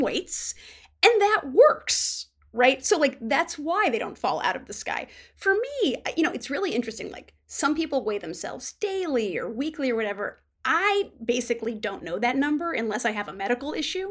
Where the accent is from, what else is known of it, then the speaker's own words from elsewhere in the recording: Midwest, United States; as a Midwesterner